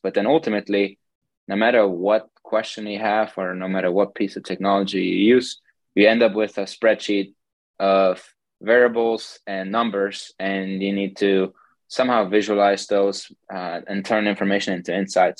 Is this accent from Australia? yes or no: no; Germany; moved away as an adult; also born or lived in Hastings, Nebraska / Colorado; now in Pittsburgh, United States; I'm originally from Germany, born and raised there